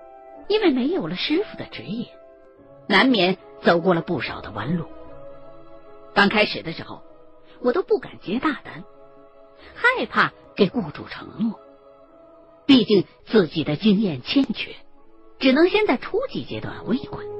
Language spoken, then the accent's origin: Chinese; Chongqing, China; 他可能因为不怎么了解重庆这边的情况，所以一听说我是重庆的，就立刻给我打电话了。